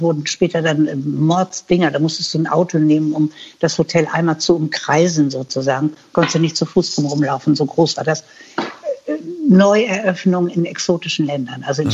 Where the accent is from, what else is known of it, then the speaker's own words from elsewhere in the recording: Hanover, Lower Saxony, Germany; moved away as an adult; also born or lived in United States / New Zealand / Philippines / Black Forest; ich komme nicht aus Hamburg, ich komme aus Hannover